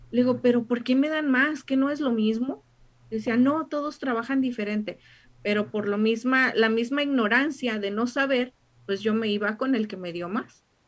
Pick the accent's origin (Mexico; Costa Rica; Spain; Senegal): Mexico; now in United States; yo como buena mexicana